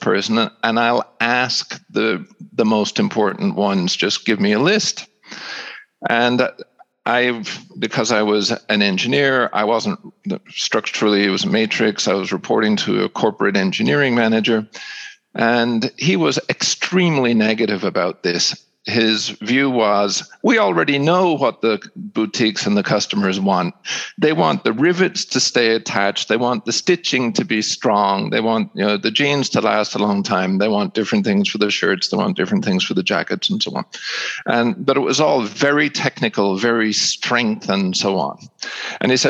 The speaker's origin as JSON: {"language": "English", "town": "Seattle", "region": "Washington", "country": "United States", "tie": "born or raised there", "also_born_or_lived": "Ireland", "moved": "as an adult", "said": "When I was 9 years old, they decided to develop their career in the United States. We moved to Seattle. I finished high school"}